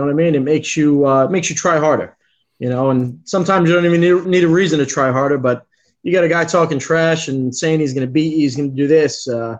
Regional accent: New York City, New York, United States; now in Florida, United States; I grew up in the Bronx

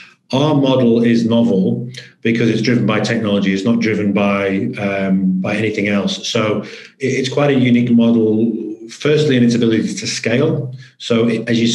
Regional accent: Manchester, North West England, United Kingdom; moved away as an adult; also born or lived in Sheffield; now in Australia; So originally born and bred in Manchester, large industrial city north of England

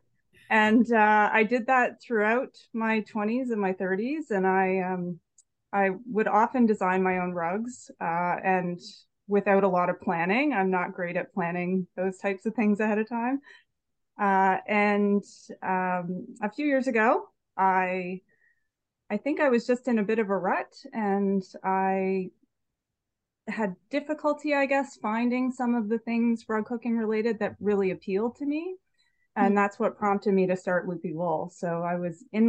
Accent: Salisbury, New Brunswick, Canada; moved away; also born or lived in Halifax; I grew up in Salisbury, New Brunswick

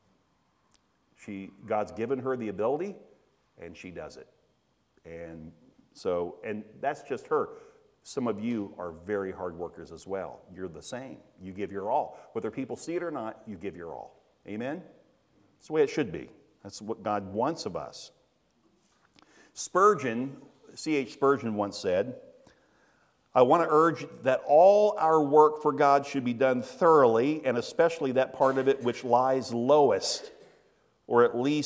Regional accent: Daytona Beach, Florida, United States; we were raised in Daytona

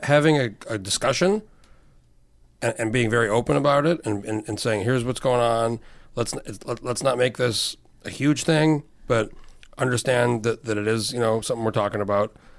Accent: New Mexico, United States; now in Alaska, United States; I grew up in New Mexico

